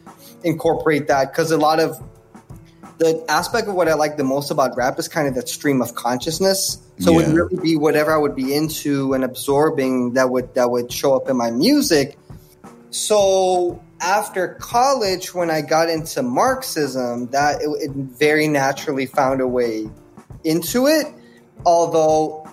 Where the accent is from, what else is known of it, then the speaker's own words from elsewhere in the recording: Netherlands; I grew up in the Netherlands